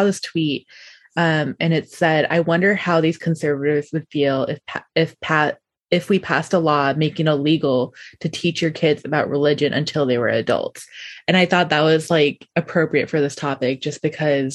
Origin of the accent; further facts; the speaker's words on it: Nebraska, United States; now in Philadelphia, United States; growing up in Nebraska